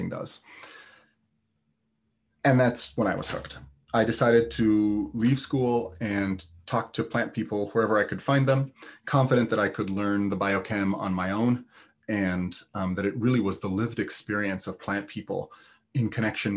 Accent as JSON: {"language": "English", "country": "Italy", "tie": "born or raised there", "also_born_or_lived": "Kansas City", "moved": "yes", "lives_now": "Vermont, United States", "said": "I grew up in the Alps"}